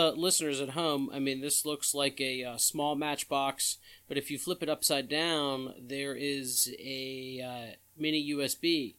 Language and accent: English; Maryland, United States; I was like, I'm from Maryland.